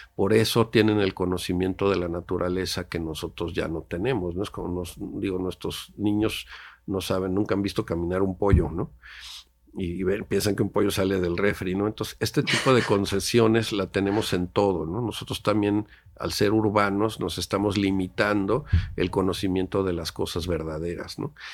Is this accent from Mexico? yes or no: yes; Mexico City, Mexico; moved away as an adult; also born or lived in Oaxaca; de niño mis papás íbamos, mi papá tenía una asociación de ayuda al otomí, me acuerdo, en la zona otomí aquí cerca del Valle de México